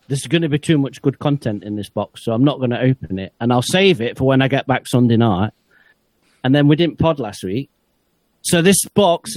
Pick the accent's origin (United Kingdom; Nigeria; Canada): United Kingdom; Nottingham, East Midlands